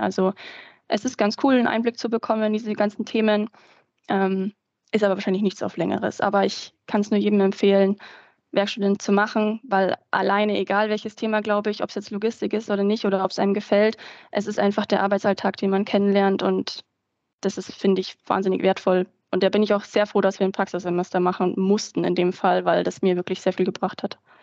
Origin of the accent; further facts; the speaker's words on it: Ingolstadt, Bavaria, Germany; also born or lived in Nuremberg; Ich komme eigentlich aus der Gegend von Ingolstadt